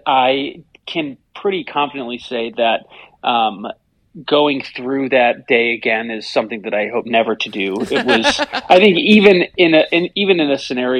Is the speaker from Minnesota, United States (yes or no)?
yes; Rochester, Minnesota, United States; also born or lived in Wisconsin; I was born and raised in Rochester, Minnesota